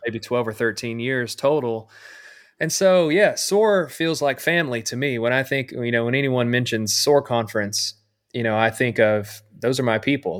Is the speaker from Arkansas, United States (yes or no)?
yes; Camden, Arkansas, United States; I grew up in Camden, Arkansas, which is, you know, a small town